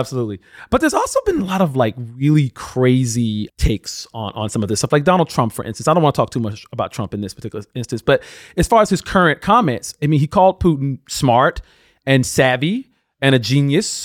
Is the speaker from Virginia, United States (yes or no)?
no; Alabama, United States; my home state of Alabama